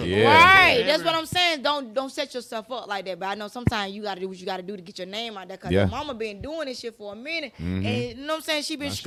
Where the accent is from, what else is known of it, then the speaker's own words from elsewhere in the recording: Atlanta, Georgia, United States; I'm from both sides. I'm from both sides. I'm born and raised in Atlanta.